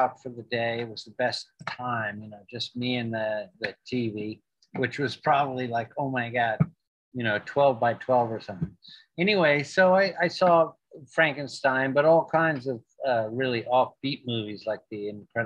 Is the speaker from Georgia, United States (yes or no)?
no; New York City, New York, United States; when I was a kid, I grew up in Manhattan